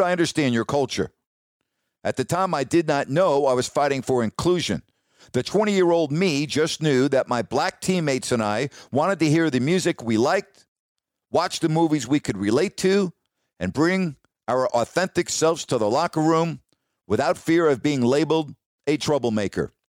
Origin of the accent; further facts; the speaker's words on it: New York, United States; moved away; also born or lived in California; I grew up in New York